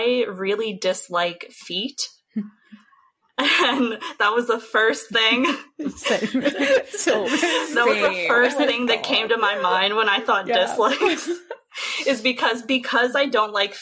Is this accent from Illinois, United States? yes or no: no; Pittsburgh, Pennsylvania, United States; now in Richmond, United States; I'm from Pittsburgh, Pennsylvania, and I really miss it